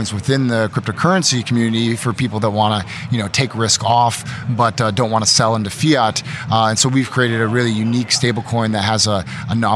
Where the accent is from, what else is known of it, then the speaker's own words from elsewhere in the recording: Austin, Texas, United States; we're both from Austin, Texas